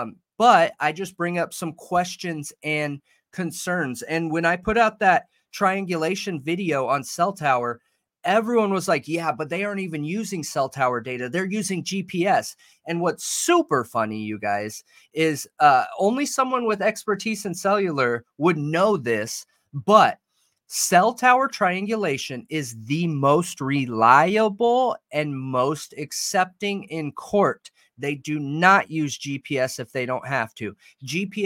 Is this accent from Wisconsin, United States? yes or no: no; Southern California, United States; moved away; I grew up in Southern Cali